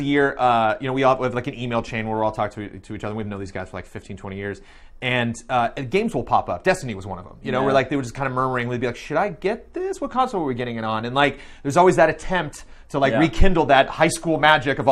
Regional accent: Southern California, United States; I grew up in SoCal

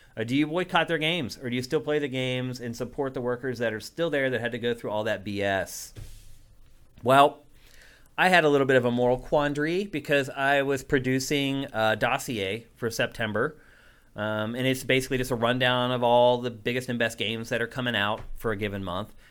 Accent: Carlisle, Pennsylvania, United States; moved away; also born or lived in Philadelphia; my hometown of Carlisle, P

